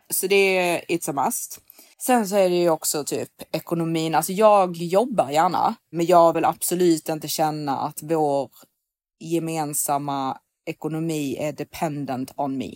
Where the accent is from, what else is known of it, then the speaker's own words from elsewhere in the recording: Sweden; som svensk